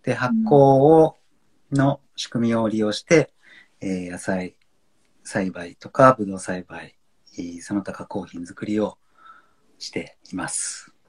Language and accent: Japanese; Honshu, Japan; now in Niseko, Japan; 本州出身